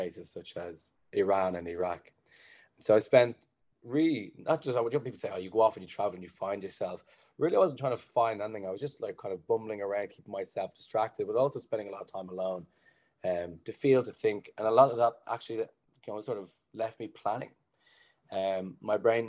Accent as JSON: {"language": "English", "town": "Blanchardstown", "region": "Leinster", "country": "Ireland", "also_born_or_lived": "Dublin", "said": "I'm initially from Blanchardstown, and I moved into town for the final year of college doing engineering."}